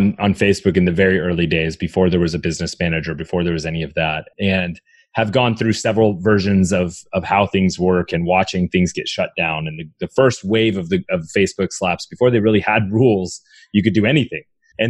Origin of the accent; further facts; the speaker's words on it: Canada; So, you know, growing up in Canada, you realize, man, I'm not an employee.